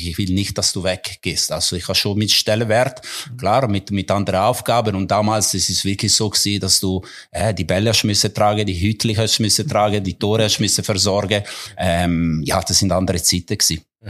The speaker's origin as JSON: {"language": "German", "town": "Mendrisio", "region": "Ticino", "country": "Switzerland", "tie": "born or raised there", "also_born_or_lived": "German-speaking Switzerland / Coldrerio", "second_language": "German", "moved": "yes", "said": "meine Heimat. Auch wenn ich mittlerweile mehr Jahre in der Deutschschweiz bin als in Tessin."}